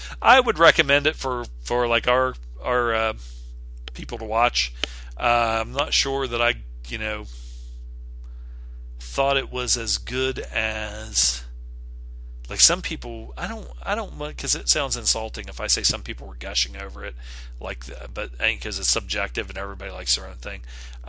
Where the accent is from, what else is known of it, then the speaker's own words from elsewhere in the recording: Buffalo Grove, Illinois, United States; I grew up in Buffalo Grove, Illinois.